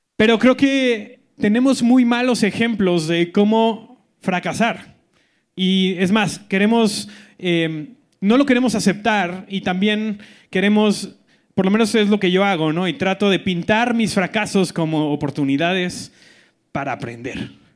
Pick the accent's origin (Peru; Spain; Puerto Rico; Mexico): Mexico; Colima; moved away; soy del, del gran estado de Colima